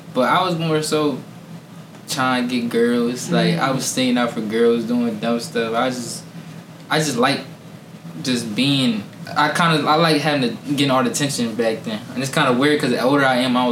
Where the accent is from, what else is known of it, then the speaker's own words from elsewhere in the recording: Harrisburg, Pennsylvania, United States; I'm a 21-year-old artist from Harrisburg, Pennsylvania, born and raised out here